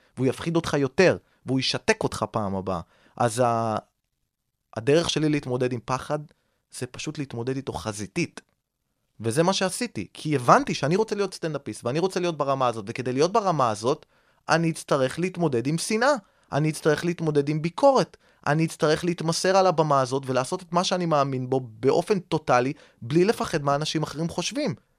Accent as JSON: {"language": "Hebrew", "town": "Rishon LeZion", "region": "Central District", "country": "Israel", "tie": "born or raised there", "said": "אני גדלתי בראשון לציון"}